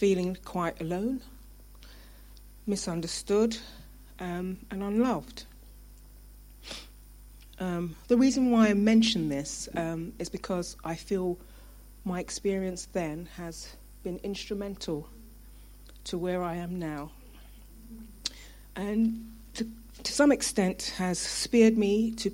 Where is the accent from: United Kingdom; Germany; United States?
United Kingdom; London; I was born in London, Brixton, in the 60s. However, my parents were originally from Jamaica